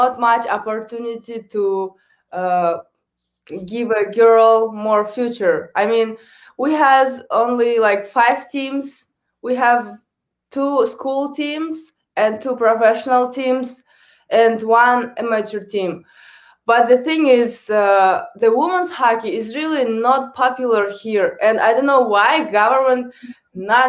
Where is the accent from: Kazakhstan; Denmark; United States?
Kazakhstan; first language Kazakh; English is a second language; moved away as an adult; also born or lived in Canada; I speak on three languages. First is the Kazakh, my native language. Second is Russian. And third is English